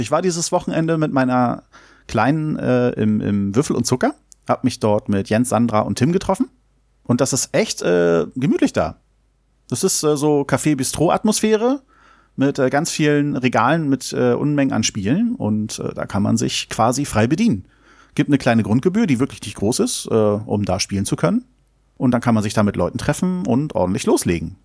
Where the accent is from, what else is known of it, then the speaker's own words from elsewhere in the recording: Germany; Ecken, die ich natürlich alle kenne, die meine Heimat sind